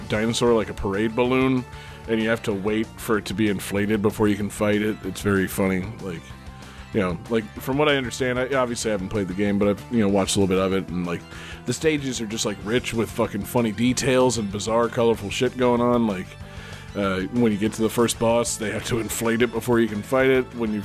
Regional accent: Florida, United States; I'm a Florida baby.

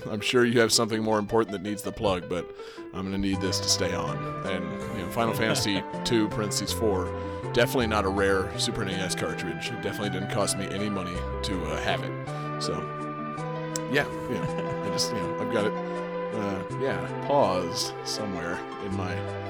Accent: Utica, New York, United States; I'm from Utica

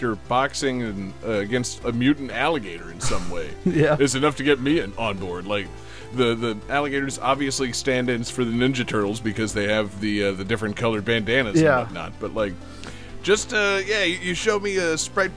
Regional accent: Florida, United States; We're all from Florida

